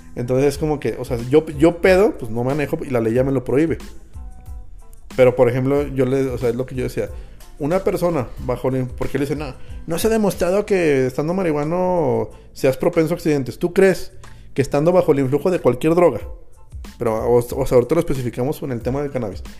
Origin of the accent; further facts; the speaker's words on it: Jerez, Zacatecas, Mexico; los que crecimos en Jerez, Zacatecas